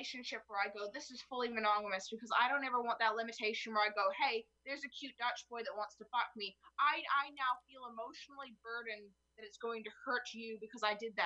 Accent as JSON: {"language": "English", "country": "Canada", "said": "I'm from Canada"}